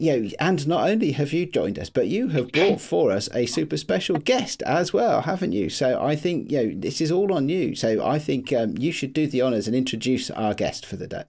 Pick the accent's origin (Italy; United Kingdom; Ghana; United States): United Kingdom; I live near London, but I live in the, uh, the town I grew up